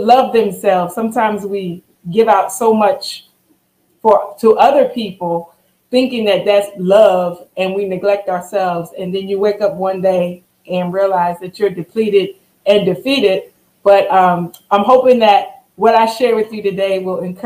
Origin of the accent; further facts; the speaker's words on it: Long Island, New York, United States; now in Louisiana, United States; I am born and raised in Long Island, New York, and have found my way here in Louisiana